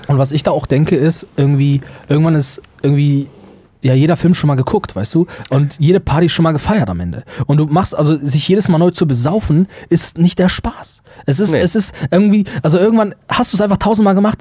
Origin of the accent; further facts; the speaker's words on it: Germany; auch als Deutsche